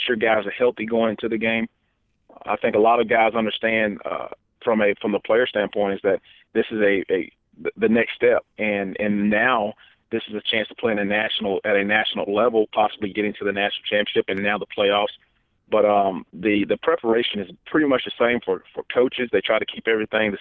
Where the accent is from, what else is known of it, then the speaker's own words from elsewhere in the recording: Florida, United States; now in Alabama, United States; my home state